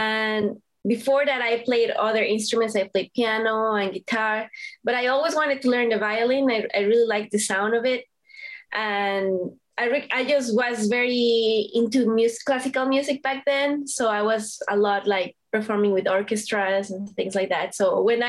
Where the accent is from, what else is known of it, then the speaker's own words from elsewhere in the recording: Mexico City, Mexico; moved away as an adult; now in Boston, United States; I'm originally from Mexico City in Mexico